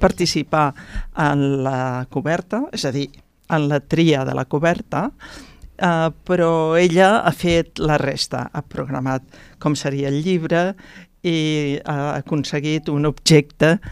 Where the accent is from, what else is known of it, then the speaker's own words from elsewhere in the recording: Pallars, Catalonia, Spain; also born or lived in Tremp; now in Barcelona, Spain; jo mateixa, que sóc del Pallars